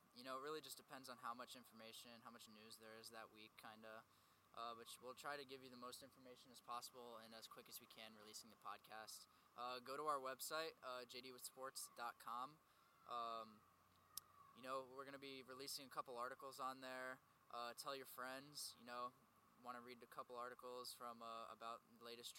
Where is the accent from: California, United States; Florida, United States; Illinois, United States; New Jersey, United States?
Florida, United States; Boynton Beach; A little bit about me. I'm from Boynton Beach, Florida, born and raised.